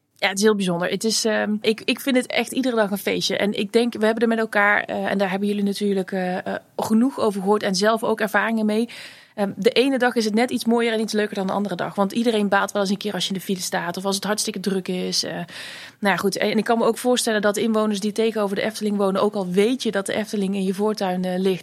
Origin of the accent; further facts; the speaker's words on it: Vlijmen, North Brabant, Netherlands; ik ben opgegroeid in Vlijmen.